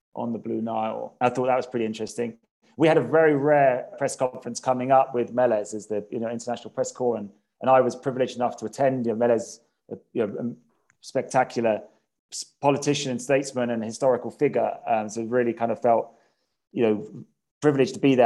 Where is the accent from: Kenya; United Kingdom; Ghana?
United Kingdom; Cambridge, East of England; moved away as an adult; also born or lived in Addis Ababa, Ethiopia; now in Ethiopia; I'm a Brit and from, from Cambridge.